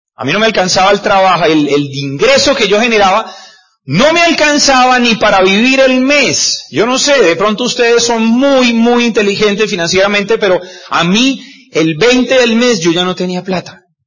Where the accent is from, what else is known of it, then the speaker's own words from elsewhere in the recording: Cúcuta, Norte de Santander, Colombia; yo soy de Cúcuta, de norte de Santander